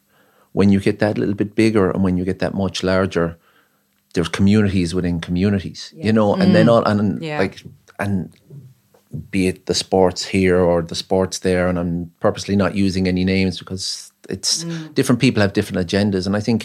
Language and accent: English; Ennis, County Clare, Ireland; now in Cork, Ireland; Well, I'm from Ennis and I moved to Cork 20 years ago.